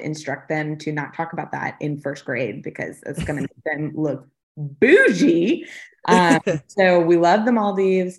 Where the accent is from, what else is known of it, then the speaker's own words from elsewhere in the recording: the North Shore, Louisiana, United States; moved away as an adult; also born or lived in Atlanta, Georgia; now in Palm Beach County, Florida, United States; I was born and raised on the North Shore, graduated from LSU and moved to Atlanta for about 10 years